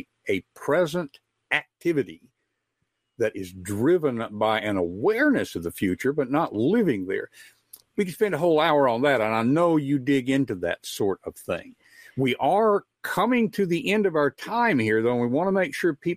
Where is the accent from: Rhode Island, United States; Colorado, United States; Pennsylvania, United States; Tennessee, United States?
Tennessee, United States; West; growing up in West Tennessee. It was an agricultural area.